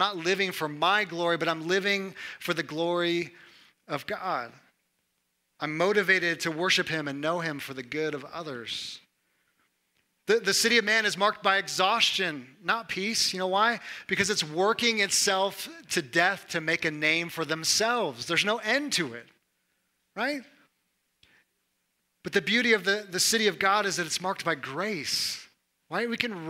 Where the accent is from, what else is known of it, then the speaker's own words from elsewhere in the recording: Missouri, United States; I'm from Missouri and there's no humidity here.